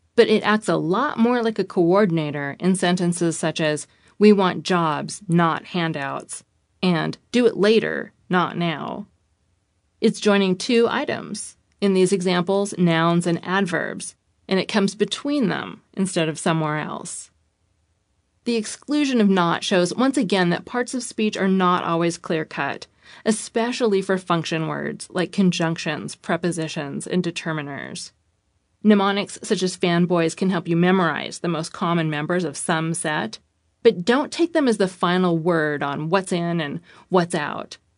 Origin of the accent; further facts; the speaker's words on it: United States; Being an American